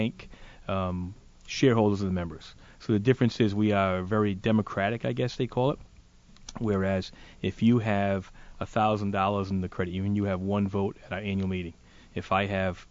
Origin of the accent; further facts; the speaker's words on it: Warren, Rhode Island, United States; I am a Rhode Islander, born and raised in Warren, and actually still live in Warren